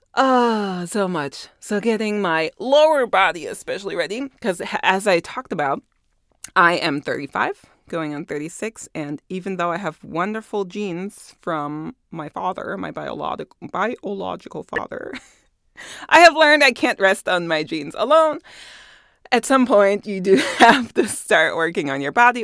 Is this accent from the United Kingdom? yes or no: no; Germany; moved away; I was born and raised in Germany